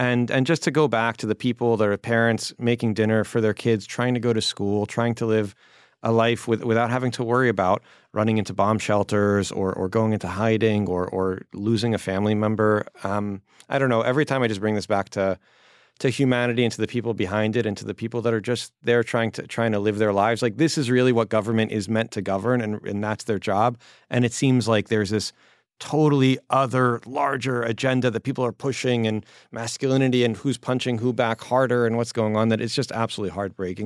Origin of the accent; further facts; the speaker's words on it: Baltimore, Maryland, United States; also born or lived in California; now in New York, United States; When I was a kid, I grew up in Baltimore